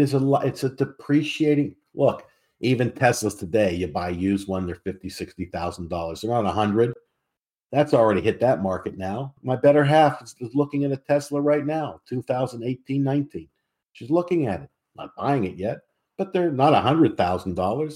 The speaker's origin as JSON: {"language": "English", "town": "Pittsburgh", "region": "Pennsylvania", "country": "United States", "tie": "born or raised there", "said": "I come from Pittsburgh. I come from a community called Squirrel Hill back in the day"}